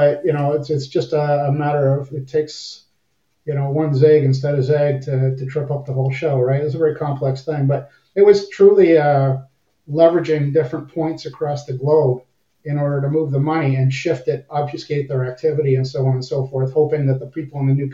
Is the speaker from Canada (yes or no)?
yes; Windsor, Ontario, Canada; accent: half American; moved away as an adult; also born or lived in Cold Lake, Alberta; I was born and raised in Windsor, Ontario, right across the river from Detroit.